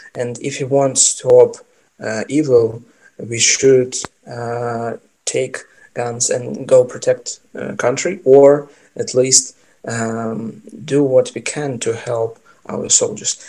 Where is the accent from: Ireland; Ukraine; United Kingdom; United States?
Ukraine; also born or lived in Kyiv; I'm from Ukraine